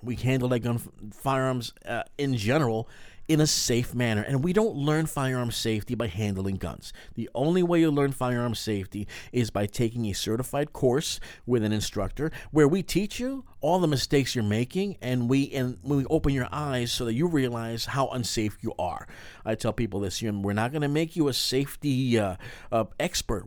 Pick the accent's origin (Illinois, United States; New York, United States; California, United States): New York, United States; we're both from New York